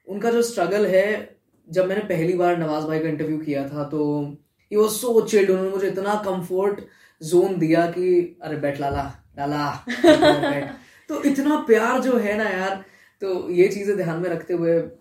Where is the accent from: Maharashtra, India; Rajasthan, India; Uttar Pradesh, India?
Rajasthan, India; Jaipur; moved away as an adult; also born or lived in Mumbai; मैं यहाँ आ गया कि मेरा होम टाउन है